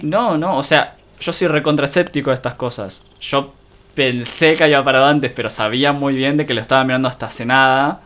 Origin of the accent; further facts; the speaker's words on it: General Rodríguez, Buenos Aires Province, Argentina; no soy oriundo de Rodríguez, pero la crianza